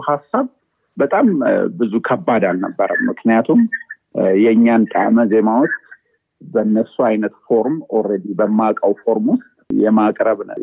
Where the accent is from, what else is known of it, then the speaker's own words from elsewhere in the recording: Addis Ababa, Ethiopia; moved away as an adult; also born or lived in Bulgaria; ተወለድኩት እዚሁ አዲስ አበባ ነው